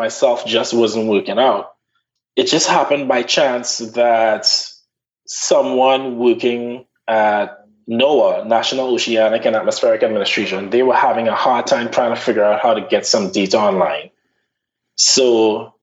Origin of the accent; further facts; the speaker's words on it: Trinidad & Tobago; moved away as an adult; now in Charleston, United States; When I grew up in Trinidad, I was not in a situation of being in a minority.